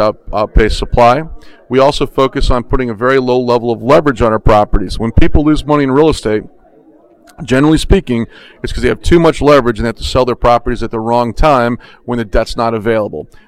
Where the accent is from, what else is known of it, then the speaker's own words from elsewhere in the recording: Orlando, Florida, United States; I'm from Orlando